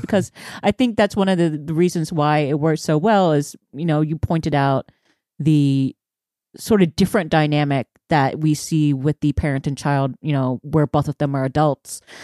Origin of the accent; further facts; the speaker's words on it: Houston, Texas, United States; I'm from Houston